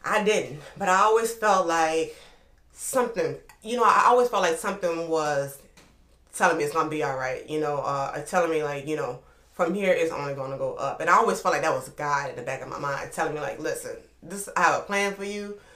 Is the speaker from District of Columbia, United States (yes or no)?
no; New Orleans, Louisiana, United States; moved away as an adult; also born or lived in Oklahoma / Atlanta; I'm from New Orleans, Louisiana, uptown. Upper Line to be exact